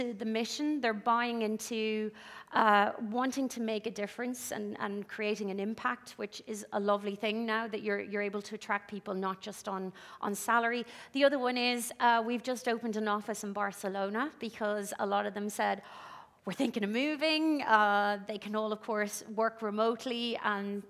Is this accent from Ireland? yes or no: yes; Ireland; accent: Irish; now in United Kingdom; You can probably tell from my accent, I'm Irish